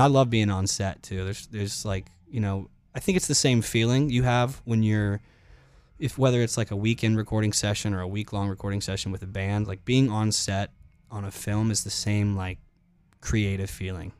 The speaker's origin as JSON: {"language": "English", "town": "Charlotte", "region": "North Carolina", "country": "United States", "tie": "born or raised there", "also_born_or_lived": "Clemson, South Carolina", "moved": "as an adult", "lives_now": "Nashville, United States", "said": "I grew up in Charlotte, North Carolina, which was a great place to grow up"}